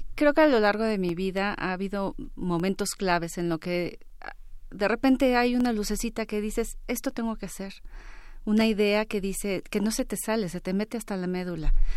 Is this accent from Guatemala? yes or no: no; Mexico; soy la mujer mexicana de mayor edad